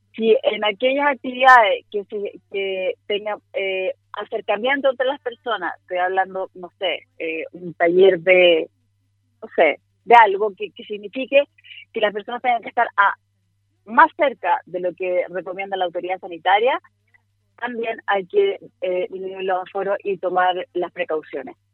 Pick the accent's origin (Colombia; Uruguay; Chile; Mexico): Chile; como chilenos que somos